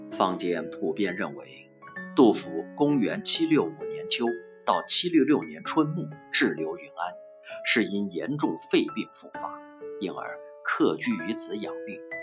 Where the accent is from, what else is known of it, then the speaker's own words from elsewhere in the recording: Yunyang, Chongqing, China; 现在诗圣来到了我的故乡，我一千二百五十五年前的故乡